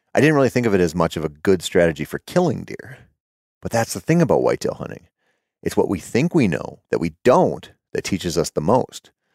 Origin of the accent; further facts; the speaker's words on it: Minnesota, United States; My home state of Minnesota